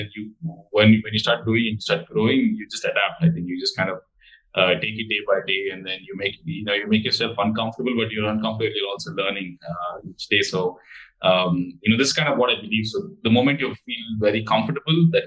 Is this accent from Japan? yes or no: no; Bangalore, Karnataka, India; moved away as an adult; also born or lived in Warwick, United Kingdom; now in United Kingdom; I was born and raised in Bangalore in India.